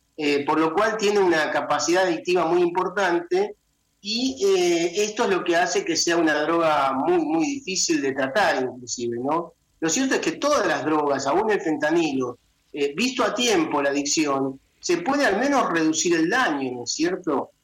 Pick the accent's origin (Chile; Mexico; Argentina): Argentina; en mi país, en Argentina